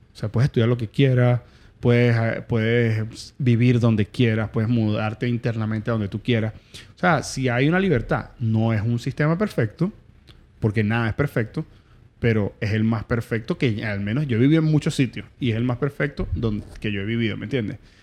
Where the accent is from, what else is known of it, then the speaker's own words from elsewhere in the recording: Venezuela; moved away; Nosotros como venezolanos tenemos una, idiosincrasia